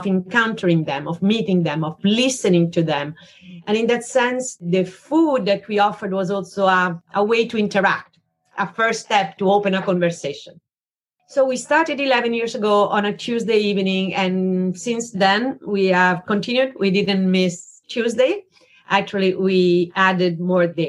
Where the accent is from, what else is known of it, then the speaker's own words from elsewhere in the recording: Italy; moved away as an adult; now in New York, United States; I'm originally from Italy